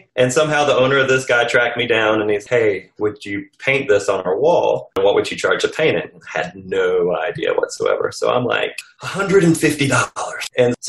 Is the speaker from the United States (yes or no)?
no; Azores, Portugal; born there; I actually was born in Portugal. Yes. Actually, I was born in the Azores Islands off the coast of Portugal. My dad was in the Air Force.